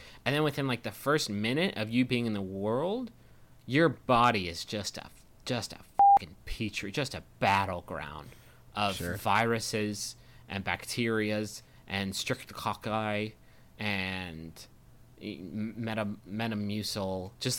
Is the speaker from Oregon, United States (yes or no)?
no; Texas, United States; I told them I was from Texas